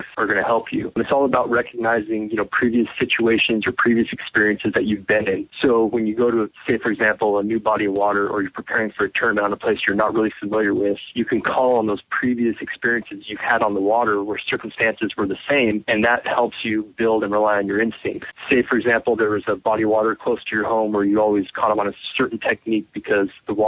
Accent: Southern California, United States; moved away as an adult; now in Georgia, United States; growing up in Southern California

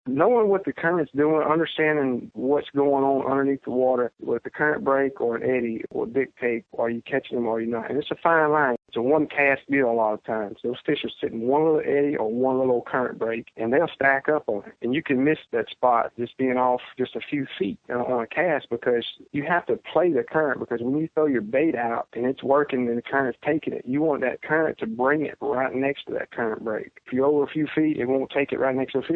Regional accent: Central Louisiana, United States; I grew up in Central Louisiana

